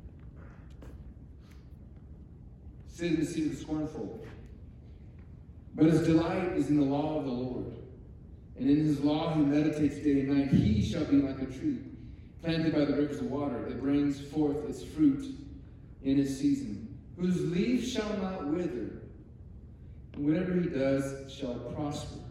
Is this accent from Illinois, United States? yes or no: no; Alaska, United States; moved away as an adult; also born or lived in Durango, Colorado; growing up in Alaska